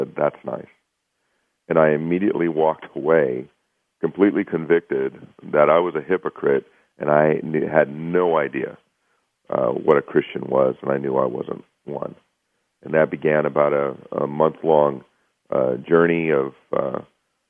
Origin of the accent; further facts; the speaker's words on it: Pittsburgh, Pennsylvania, United States; I was born and raised just outside of Pittsburgh, Pennsylvania